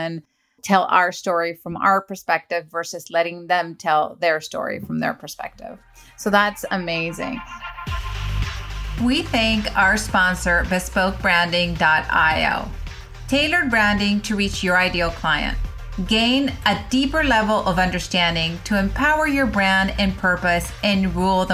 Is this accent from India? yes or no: no; Venezuela